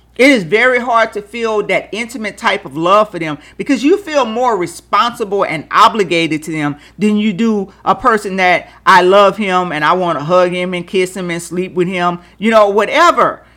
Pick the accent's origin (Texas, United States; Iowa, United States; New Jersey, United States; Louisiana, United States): Louisiana, United States; growing up in Louisiana